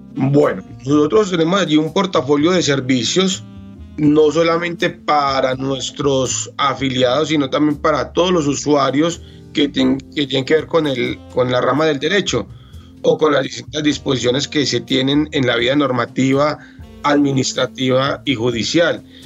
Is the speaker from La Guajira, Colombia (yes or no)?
no; Calarcá, Quindío, Colombia; also born or lived in Armenia, Colombia; yo soy del departamento del Quindío, oriundo nacido en la municipalidad de Calarcá